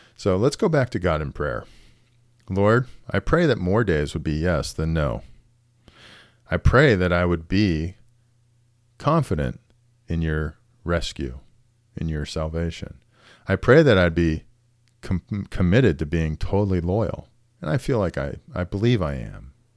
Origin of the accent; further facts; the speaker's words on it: United States; as an American